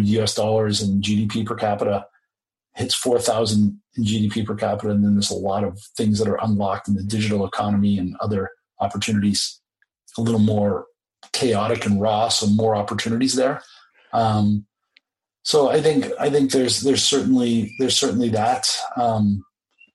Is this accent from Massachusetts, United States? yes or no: yes; Boston, Massachusetts, United States; moved away as an adult; now in Beijing, China; my hometown of Boston